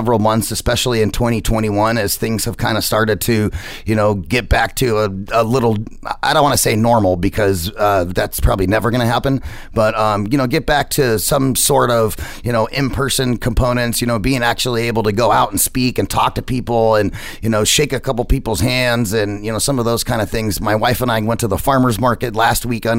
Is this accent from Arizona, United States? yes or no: yes; Phoenix, Arizona, United States; I'm a native here. I've been here my whole life, you know, 40 plus years